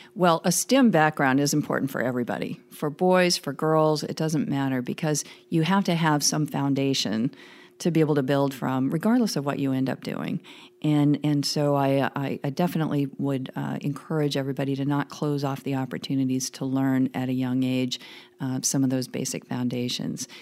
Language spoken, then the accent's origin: English; small town rural Oregon, United States; moved away; I grew up in small town rural Oregon